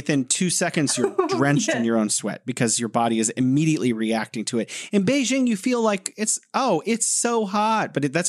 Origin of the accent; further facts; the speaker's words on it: United States; my wife is Chinese and I'm American.